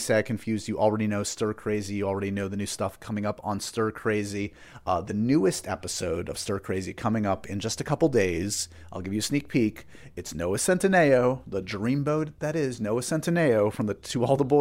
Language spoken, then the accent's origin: English; New York, United States; I'm a New Yorker and I grew up with the Yankees